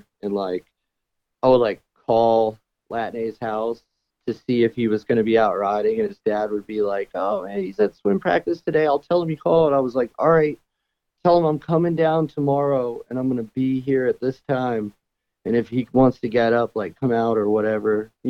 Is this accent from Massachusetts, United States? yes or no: no; Fredericksburg, Virginia, United States; now in Richmond, United States; I'm originally from Fredericksburg, Virginia, and I lived there all the way up till about 24